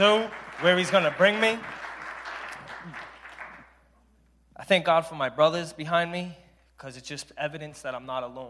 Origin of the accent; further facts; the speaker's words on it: Providence, Rhode Island, United States; I'm 35 from Providence, Rhode Island.